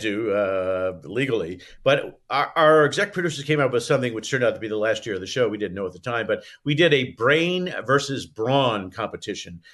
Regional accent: Indianapolis, Indiana, United States; now in Santa Barbara, United States; when I grew up in Indianapolis

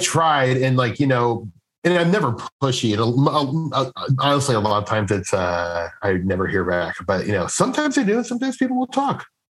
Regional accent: Midwest, United States; I'm from the Midwest

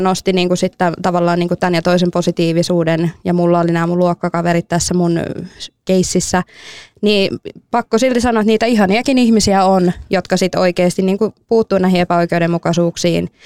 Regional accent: Finland; mä oon suomalainen

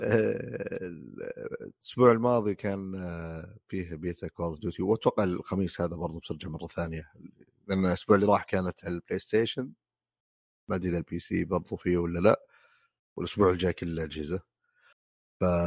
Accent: Riyadh, Riyadh Province, Saudi Arabia; اللي عندنا بالسعوديه بالرياض تحديدا

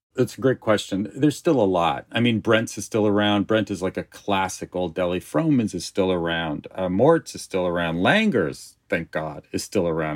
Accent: Los Angeles, California, United States; I grew up in Encino, in the old country, I call it

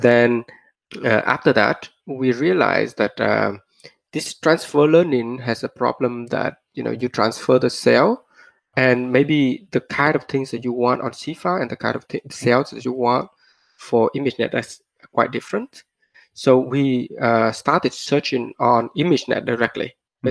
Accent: Vietnam; moved away; also born or lived in Australia / Stanford; I was born in Vietnam

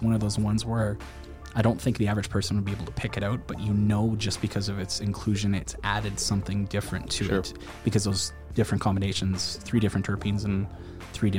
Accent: Wainwright, Alberta, Canada; I grew up in Wainwright

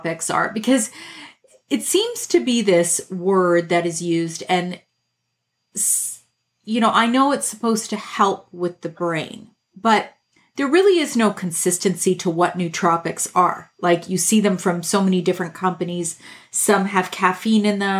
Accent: Canada; I'm Canadian

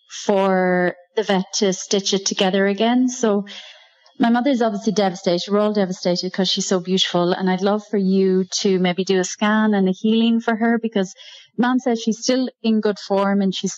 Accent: Ireland; now in Querétaro, Mexico; I am calling in from Querétaro in Mexico, but I'm actually from Ireland originally.

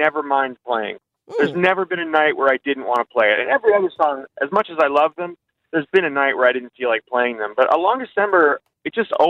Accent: United States; also born or lived in Texas / California; I grew up in Texas and in California.

